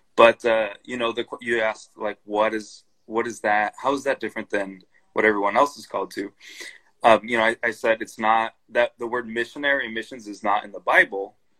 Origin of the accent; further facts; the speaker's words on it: Brazil; moved away; also born or lived in Chicago / Indonesia; I grew up in Brazil, so I speak Portuguese